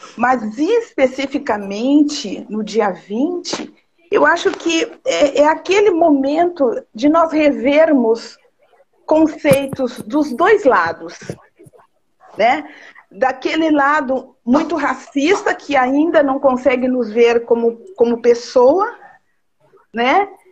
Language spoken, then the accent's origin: Portuguese; São Borja, Rio Grande do Sul, Brazil; eu nasci lá em São Borja